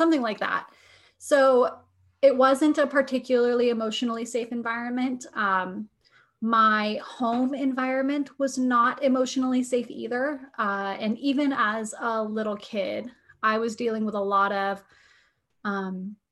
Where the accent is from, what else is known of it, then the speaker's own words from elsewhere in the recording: New Hampshire, United States; now in Ohio, United States; I grew up in New Hampshire.